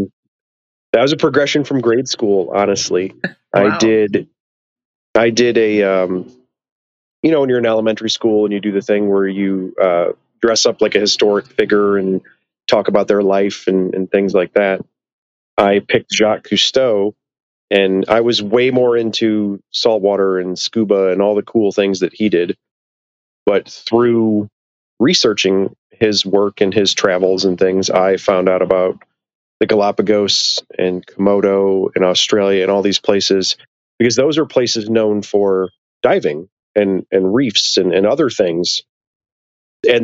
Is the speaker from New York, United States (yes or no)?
no; Illinois, United States; I grew up in Illinois